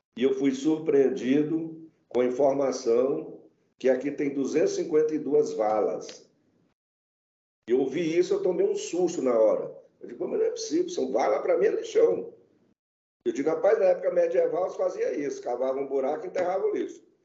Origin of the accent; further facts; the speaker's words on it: interior of Maranhão, Brazil; eu sou do interior do Maranhão. Então, imagina o interior do Maranhão, o nosso aterro era é o fundo do quintal